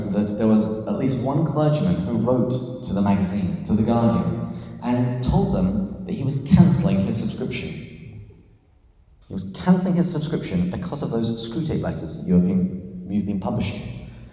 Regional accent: England, United Kingdom; moved away as an adult; now in San Diego, United States; this is not a San Diegan accent. I am from England, uh, but I've lived here for, I think, about 12 years now

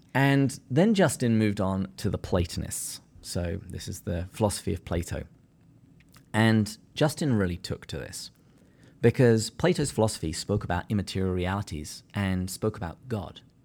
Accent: England, United Kingdom; now in San Diego, United States; I'm too English.

